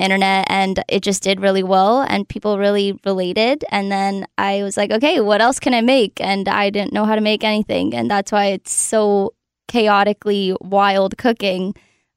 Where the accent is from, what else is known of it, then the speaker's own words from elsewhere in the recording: the Bay Area, California, United States; moved away as an adult; also born or lived in Los Angeles, California; now in Nashville, United States; I'm from the Bay, and then I moved to LA for 6-7 years